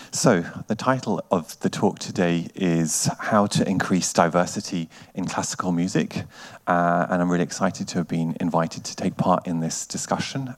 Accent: United Kingdom; also born or lived in Germany / Bergen, Norway; now in Norway; I'm originally from the United Kingdom and have spent a lot of time as well in Germany.

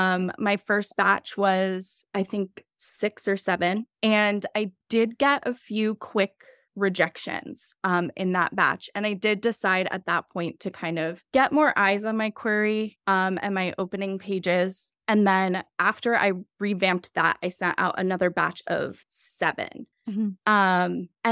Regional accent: Philadelphia, Pennsylvania, United States; I'm from Philadelphia

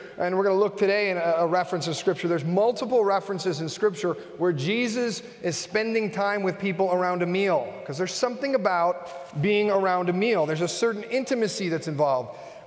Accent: Buffalo, New York, United States; also born or lived in Fort Myers / Nashville / Cincinnati; I grew up in Buffalo. I'm a Buffalo guy

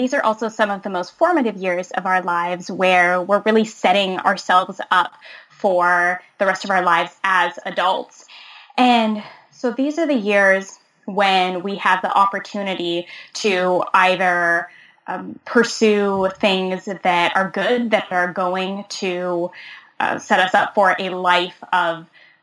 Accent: Eastern Canada, Canada; also born or lived in Halifax, Nova Scotia; I'm from Eastern Canada. I live in Halifax, Nova Scotia

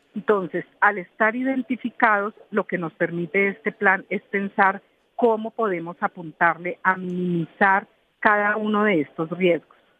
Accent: Colombia; lo que somos como colombianos

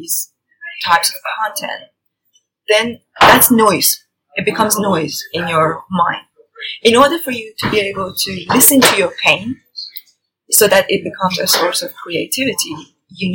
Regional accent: Tehran, Tehran Province, Iran; moved away as an adult; now in United Kingdom; I was born and brought up in Tehran

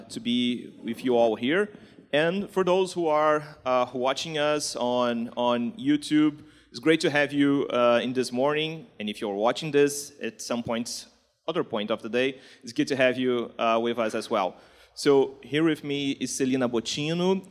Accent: Rio de Janeiro, Brazil; accent: Carioca; English is a second language; my Carioca accent

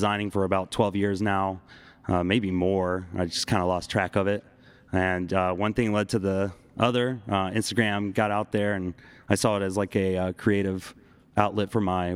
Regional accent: South Carolina, United States; moved away as an adult; now in Chicago, United States; I'm originally from South Carolina

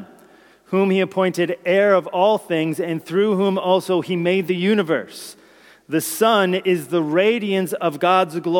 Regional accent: New Jersey, United States; My place of birth is New Jersey

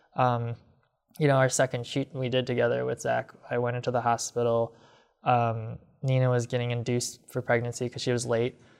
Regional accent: Rockford, Illinois, United States; when I was growing up in Rockford

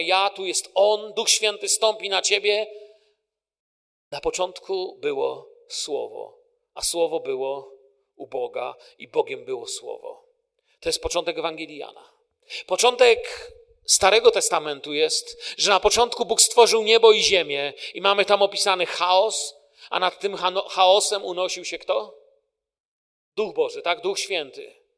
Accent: Poland; moved away; Ja jestem tym pokoleniem z Polski, które przeżyło kryzys w Polsce

